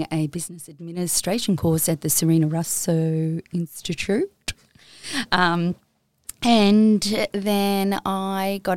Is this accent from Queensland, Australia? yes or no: yes; Maroochydore, Queensland, Australia; also born or lived in Strathpine; I grew up in Maroochydore.